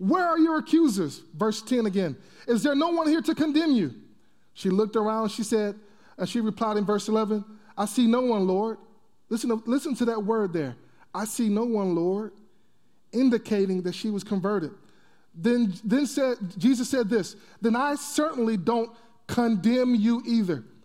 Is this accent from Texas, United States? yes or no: yes; Texas, United States; I'm from Texas